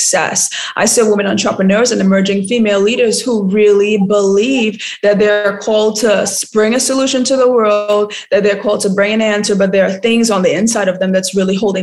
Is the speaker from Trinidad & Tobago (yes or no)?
yes; Laventille, Trinidad & Tobago; now in Ghana; But I grew up in Trinidad and I grew up in a really rough part of Trinidad. I don't know if you heard of Laventille